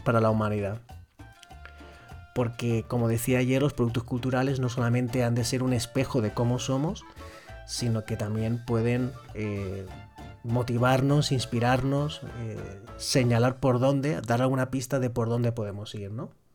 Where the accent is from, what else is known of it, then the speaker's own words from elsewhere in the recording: Spain; en mi país, en España